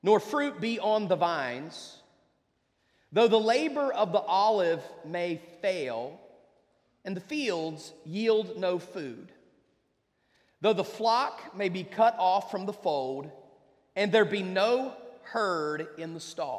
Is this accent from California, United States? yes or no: no; West Virginia, United States; moved away; I grew up in West Virginia.